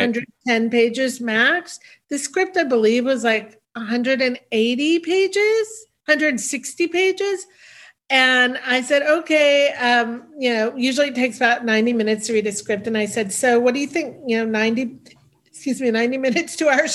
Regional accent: the Bay Area, California, United States; also born or lived in New York; now in Los Angeles, United States; I was raised in the Bay Area

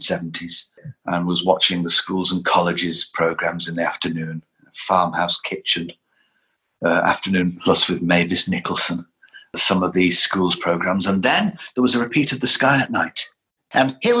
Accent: Lancashire, North West England, United Kingdom; I grew up in Lancashire

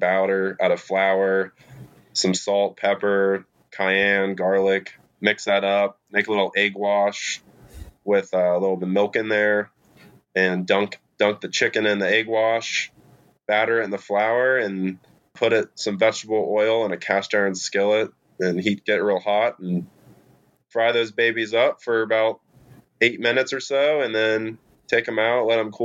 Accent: Dayton, Ohio, United States; moved away as an adult; also born or lived in Cincinnati, Ohio; now in Indianapolis, United States; I grew up in Dayton, Ohio

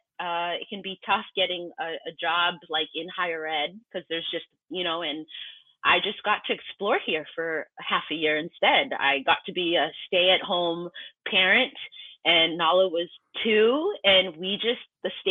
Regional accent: Boston area, Massachusetts, United States; moved away as an adult; also born or lived in Cambridge, Massachusetts / Brockton, Massachusetts; now in Vermont, United States; originally from the Boston area, Massachusetts, born in and started to raise up in Cambridge, spent a good amount of my time in Brockton, but I've lived in Massachusetts for most of my

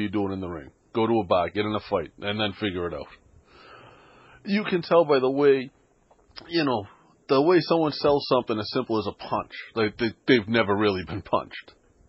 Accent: Boston, Massachusetts, United States; But I grew up in the city. I grew up in Boston.

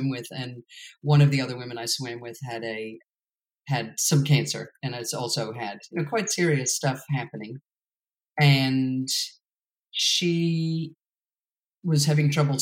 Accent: New York, United States; I'm from New York

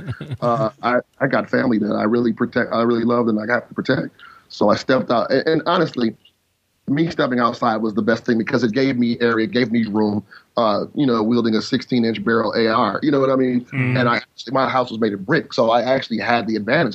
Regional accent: United States; I'm an American

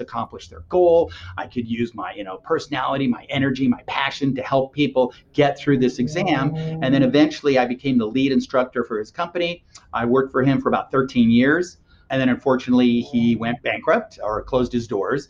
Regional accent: Los Angeles, California, United States; I grew up in Los Angeles.

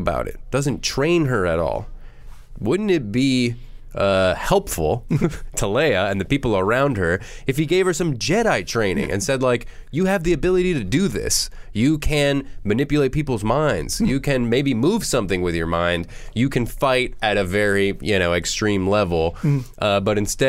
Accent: Florida, United States; my home state of Florida

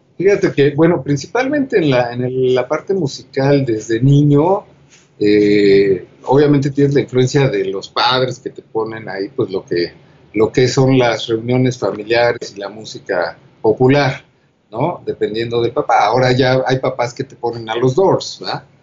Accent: Toluca, State of Mexico, Mexico; moved away as an adult; yo provengo de Toluca, este, hasta los dieciocho años estoy en Toluca, y de ahí llego a la, a la Ciudad de México

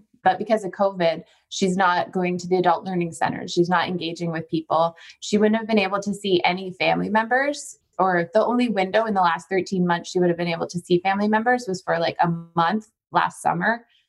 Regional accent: Ontario, Canada; We're from Ontario, though. So our whole, like, my entire extended family is in Ontario.

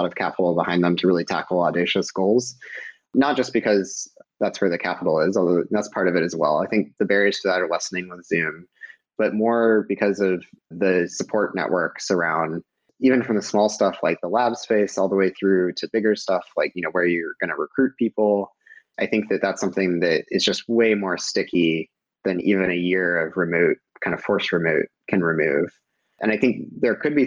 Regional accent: Georgia, United States; moved away as an adult; also born or lived in Stanford / Bay Area; I grew up in Georgia and knew nothing about startups

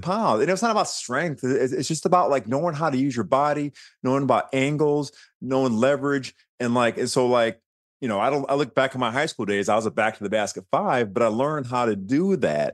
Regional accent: Birmingham, Michigan, United States; moved away; I grew up in Birmingham, suburb of, of Detroit

